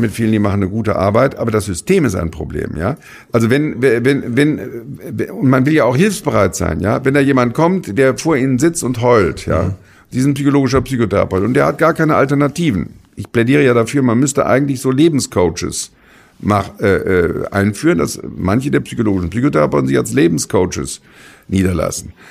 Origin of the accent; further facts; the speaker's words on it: Germany; als Rheinländer